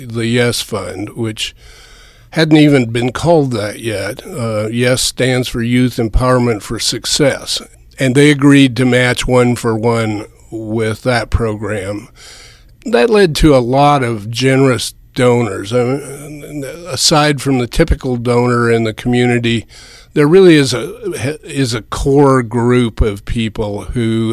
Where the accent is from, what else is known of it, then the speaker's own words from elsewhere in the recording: West Coast, United States; moved away as an adult; now in Manhattan, Kansas, United States; I grew up on the West Coast